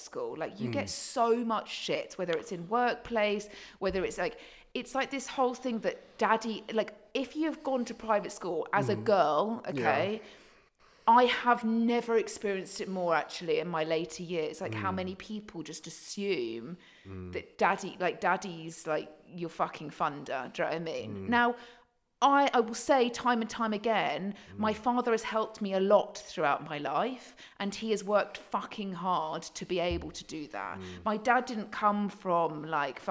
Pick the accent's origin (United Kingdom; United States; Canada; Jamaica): United Kingdom; Surrey, South East England; accent: posh; I was brought up in Surrey